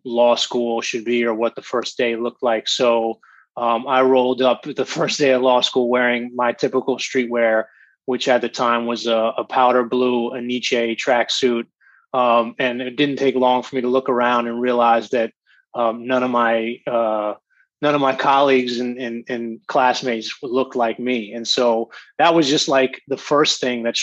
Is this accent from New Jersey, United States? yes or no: yes; Montclair, New Jersey, United States; I grew up in Montclair, New Jersey